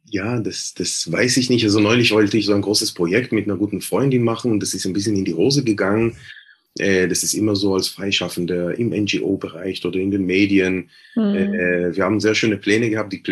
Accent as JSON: {"language": "German", "town": "Jerusalem", "region": "Jerusalem District", "country": "Israel", "said": "Du hast ja gesagt, ich komme aus Jerusalem, aus Westjerusalem."}